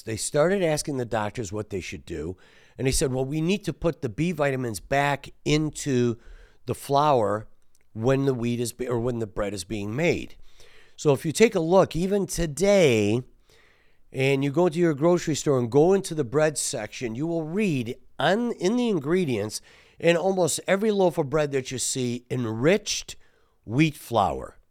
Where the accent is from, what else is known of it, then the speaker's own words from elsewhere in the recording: Detroit, Michigan, United States; we're from Detroit